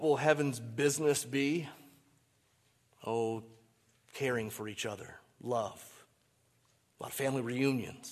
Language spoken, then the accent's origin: English; Michigan, United States; I grew up in Michigan.